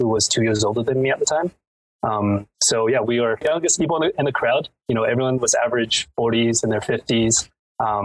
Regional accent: Vancouver, British Columbia, Canada; I'm from Vancouver

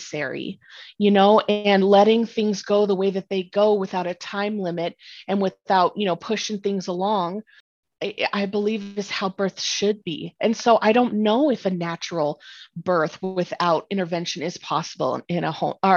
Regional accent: Northern Colorado, United States; I am from Northern Colorado

